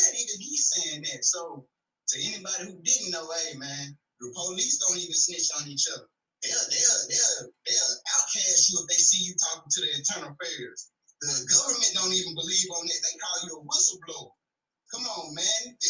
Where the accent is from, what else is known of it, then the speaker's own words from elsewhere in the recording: Dallas, Texas, United States; I'm from Dallas